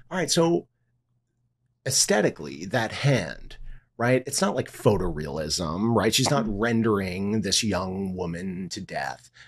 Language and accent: English; New York, United States; also born or lived in Miami; I'm a New Yorker. This is my home.